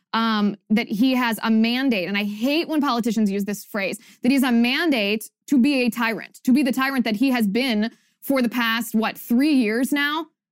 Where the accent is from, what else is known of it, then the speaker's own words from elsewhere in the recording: Ohio, United States; moved away; my home state of Ohio